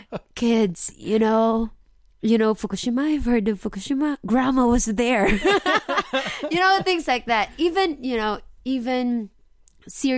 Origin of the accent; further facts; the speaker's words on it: Philippines; now in Osaka, Japan; I'm Filipino.